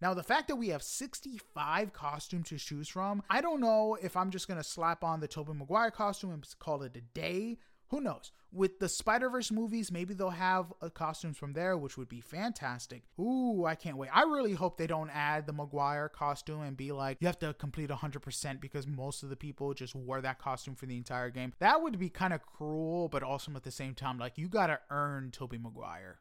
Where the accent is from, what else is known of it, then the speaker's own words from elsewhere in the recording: New York City, New York, United States; I am from Queens